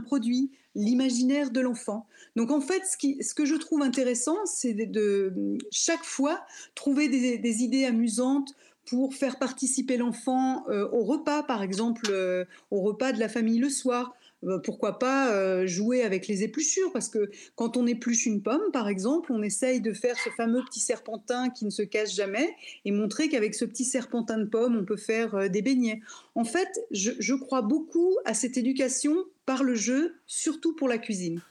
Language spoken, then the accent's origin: French; near Lyon, Auvergne-Rhône-Alpes, France; je suis née euh, près de Lyon